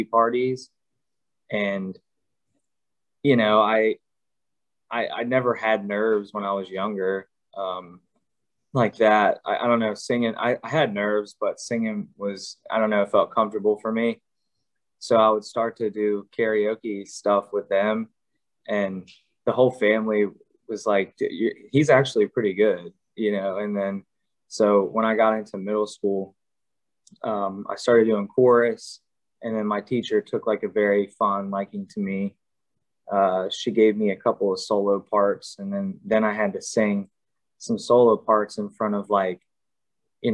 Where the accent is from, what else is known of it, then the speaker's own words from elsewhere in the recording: Maryland, United States; I'm from Maryland, so I'm born and raised here